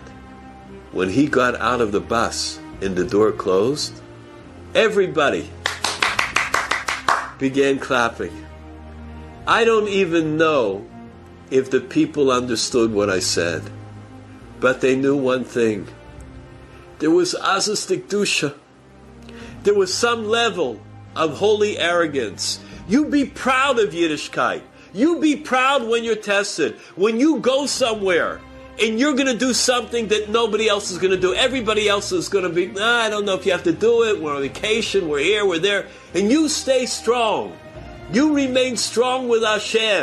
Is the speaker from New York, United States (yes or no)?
yes; New York, United States; I'm from New York, from the United States.